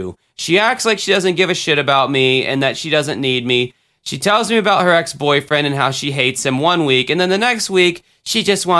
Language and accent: English; the South, United States; I'm from the South, man. What do you expect?